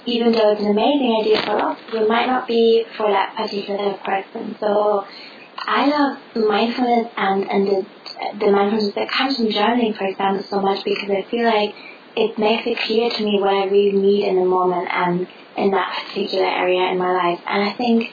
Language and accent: English; Germany; English is a second language; moved away; Germany's my home country